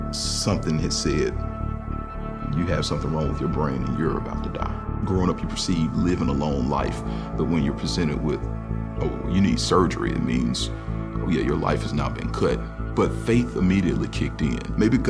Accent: Birmingham, Alabama, United States; I grew up in Birmingham, Alabama

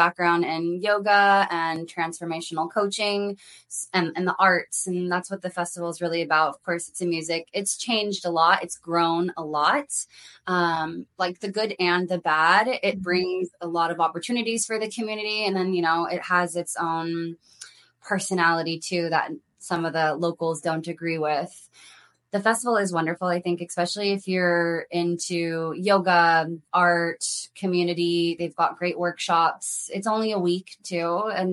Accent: Bay Area, California, United States; moved away as an adult; now in Costa Rica; I'm originally from California

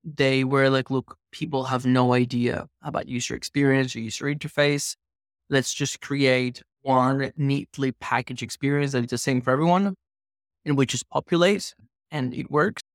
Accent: Venezuela; moved away; also born or lived in Australia; I grew up in Venezuela

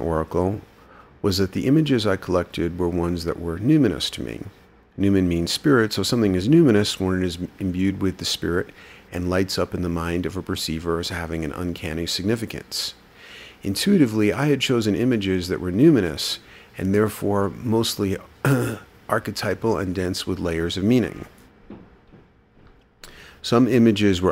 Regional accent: New York City, New York, United States; I grew up in New York City, where I frequently visited art museums

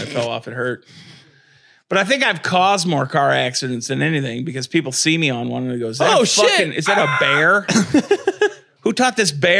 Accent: a town about 45 minutes from Fort Wayne, Indiana, United States; there wasn't one in my hometown. There was one 45 minutes away in Fort Wayne.

